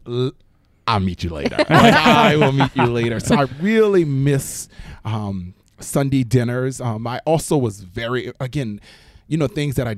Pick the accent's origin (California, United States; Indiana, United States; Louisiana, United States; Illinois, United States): Louisiana, United States; moved away as an adult; now in New York City, United States; I'm from Louisiana. Yeah. I'm holding on to my accent.